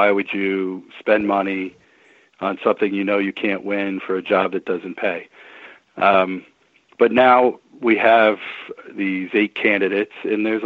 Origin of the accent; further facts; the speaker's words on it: Williamsport, Pennsylvania, United States; I played Little League baseball starting when I was a little kid growing up in Williamsport, Pennsylvania